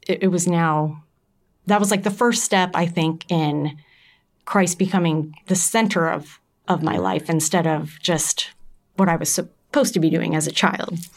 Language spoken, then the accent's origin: English; Carmel, Indiana, United States; I grew up here in Carmel